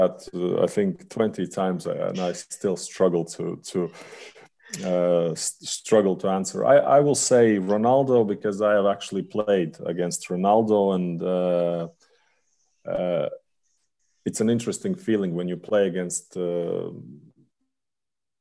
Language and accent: English; Latvia